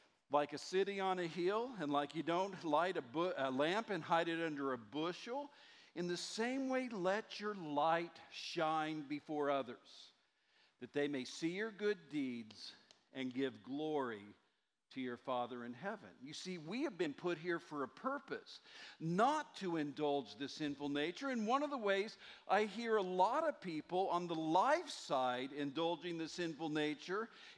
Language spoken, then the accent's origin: English; Muskogee, Oklahoma, United States; moved away; my hometown of Muskogee, Oklahoma